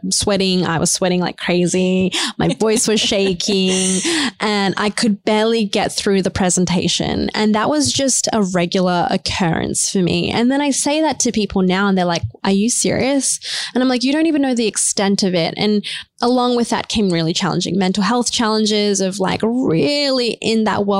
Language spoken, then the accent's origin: English; New Zealand; also born or lived in India; For me, I was born in India. Then we moved to a really, really low socioeconomic place in New Zealand next to a maximum security prison